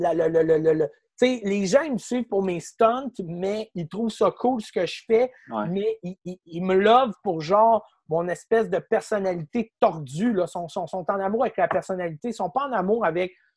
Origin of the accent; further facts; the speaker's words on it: Quebec City, Quebec, Canada; je viens de Québec